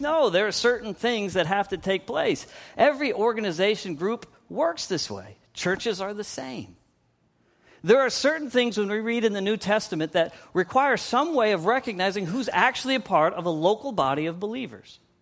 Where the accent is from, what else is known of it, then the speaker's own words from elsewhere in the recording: Pennsylvania, United States; moved away; I'm from Pennsylvania